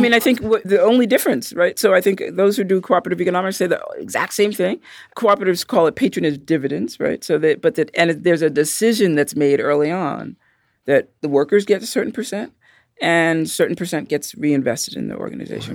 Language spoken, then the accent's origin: English; New York City, New York, United States; I'm from Brooklyn